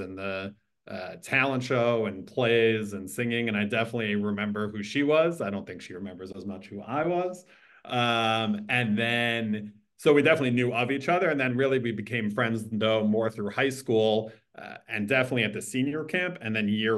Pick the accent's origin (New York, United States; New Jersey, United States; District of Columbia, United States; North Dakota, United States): New Jersey, United States; South Orange; I grew up in South Orange, New Jersey, northern-ish New Jersey